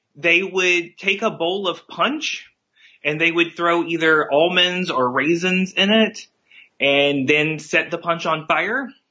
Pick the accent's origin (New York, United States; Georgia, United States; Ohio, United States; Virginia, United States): Virginia, United States; I'm six and I'm from Virginia.